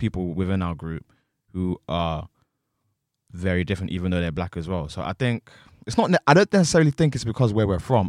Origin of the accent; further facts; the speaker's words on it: Essex, East of England, United Kingdom; I say I'm from Essex